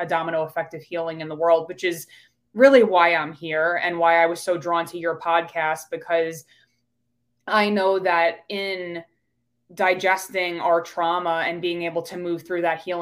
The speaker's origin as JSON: {"language": "English", "region": "New York", "country": "United States", "accent": "New York", "moved": "yes", "lives_now": "Pittsburgh, United States", "said": "I'm originally from New York. So you'll hear that accent come out when I say coffee"}